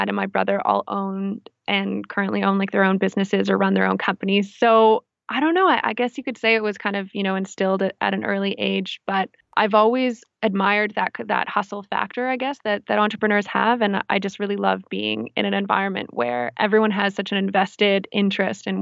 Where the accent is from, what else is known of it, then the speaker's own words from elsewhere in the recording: Victoria, British Columbia, Canada; Yeah, so I'm from the island, Vancouver Island. I'm from Victoria, BC.